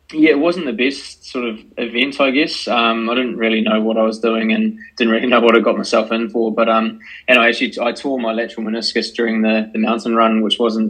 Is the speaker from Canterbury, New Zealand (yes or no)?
yes; Christchurch, Canterbury, New Zealand; from Christchurch, New Zealand